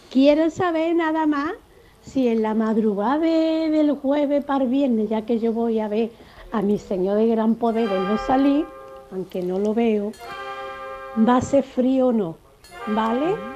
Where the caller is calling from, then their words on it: Granada, Andalusia, Spain; Buenos días, soy madre de Granada.